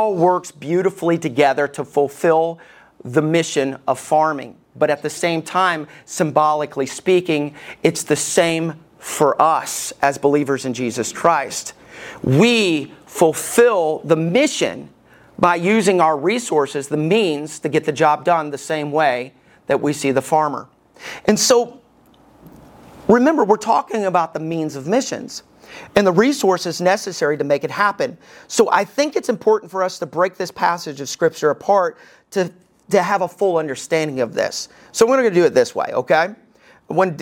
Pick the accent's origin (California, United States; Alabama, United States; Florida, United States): Alabama, United States; moved away; When I was growing up in Alabama, we never raked the yard